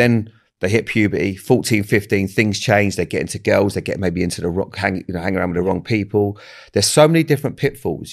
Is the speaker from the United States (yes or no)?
no; Bournemouth, South West England, United Kingdom; I grew up in Bournemouth